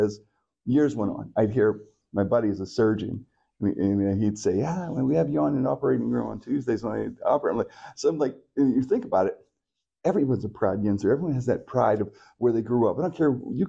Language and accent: English; Pittsburgh, Pennsylvania, United States; I'm so happy I grew up in Pittsburgh.